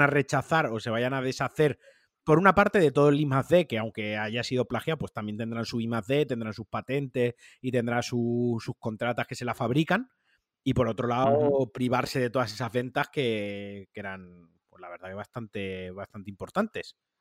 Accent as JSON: {"language": "Spanish", "region": "Valencian Community", "country": "Spain", "said": "Yo, siendo valenciano"}